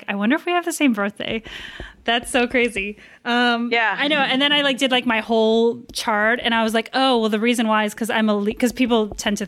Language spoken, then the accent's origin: English; outside D.C., Maryland, United States; I'm from Maryland, outside D.C.